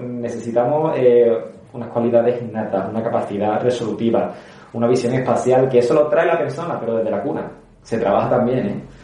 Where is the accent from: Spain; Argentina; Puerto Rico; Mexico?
Spain; Seville, Andalusia; also born or lived in Puente Genil; me considero sevillano, porque me he criado aquí